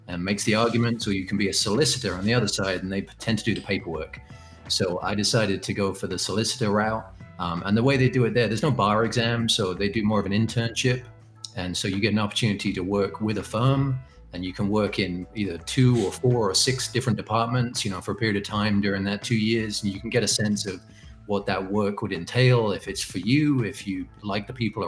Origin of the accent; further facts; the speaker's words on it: Canterbury, South East England, United Kingdom; moved away as an adult; now in Michigan, United States; I originally am from England. I grew up in Canterbury, which is a town in the southeast of England